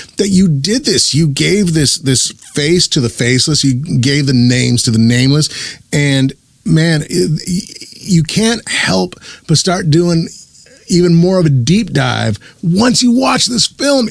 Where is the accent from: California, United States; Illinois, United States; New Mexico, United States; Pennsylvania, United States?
New Mexico, United States; born and raised in New Mexico